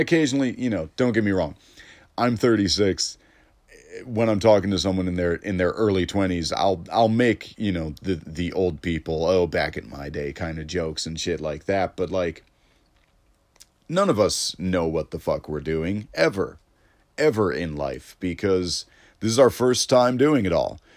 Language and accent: English; Elmhurst, Illinois, United States; Elmhurst comedy, 'cause that's my hometown. Like, I, I was raised in Elmhurst